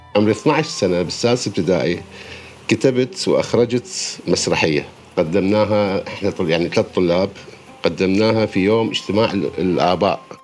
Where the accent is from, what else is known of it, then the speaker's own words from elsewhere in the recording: Baghdad, Baghdad Governorate, Iraq; moved away as an adult; ولدت أنا في بغداد في 12 6 عام 1969